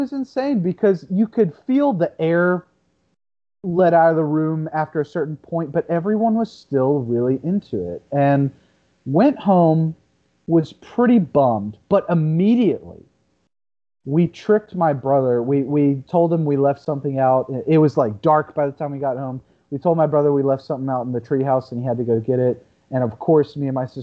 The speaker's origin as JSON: {"language": "English", "town": "Lumberton", "region": "Texas", "country": "United States", "tie": "born or raised there", "said": "growing up in East Texas, man, in a place, I'll say it. The my hometown is called Lumberton."}